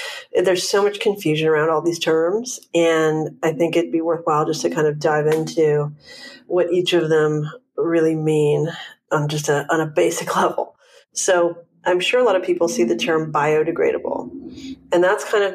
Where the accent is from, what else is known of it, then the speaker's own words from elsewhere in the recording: Vancouver, British Columbia, Canada; now in Los Angeles, United States; I'm from Vancouver, Canada, but I've been in LA about more than 12 years now